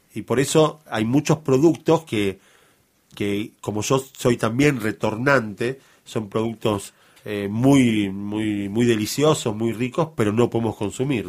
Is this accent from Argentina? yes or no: yes; Argentina; Nosotros somos argentinos ya hijos de argentinos